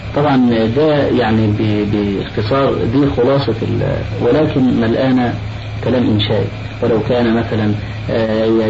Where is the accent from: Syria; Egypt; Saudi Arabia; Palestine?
Egypt; عندنا في مصر